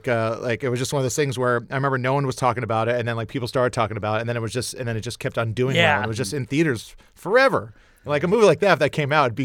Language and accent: English; Hawaii, United States; I grew up in Hawaii